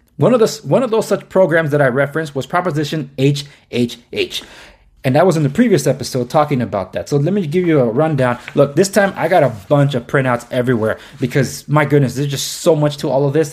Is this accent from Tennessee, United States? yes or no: no; Los Angeles, California, United States; born and raised in Los Angeles